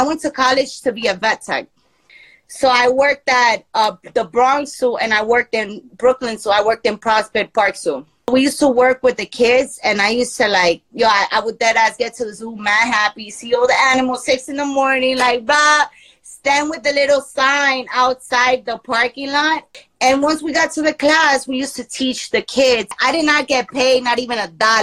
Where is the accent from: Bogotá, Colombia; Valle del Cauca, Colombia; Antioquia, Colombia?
Antioquia, Colombia; Medellín; moved away; I'm in Medellin right now. I'm in my hometown. Like, this is where I was born.